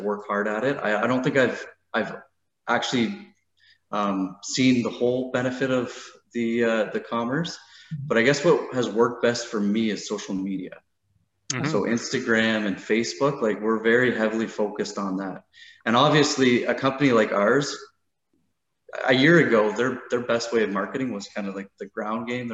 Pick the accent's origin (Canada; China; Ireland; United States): Canada; Burlington, Ontario; I grew up in Burlington